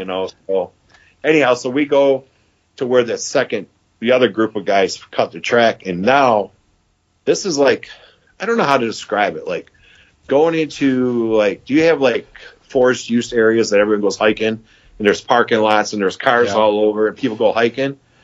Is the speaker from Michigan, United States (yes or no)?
yes; Michigan, United States; I'm from Michigan